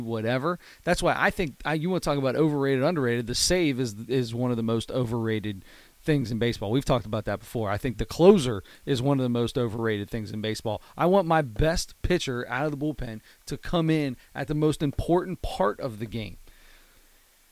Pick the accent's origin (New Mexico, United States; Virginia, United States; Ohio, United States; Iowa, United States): Ohio, United States; Cincinnati; We're from Cincinnati. We're a Cincinnati-based podcast.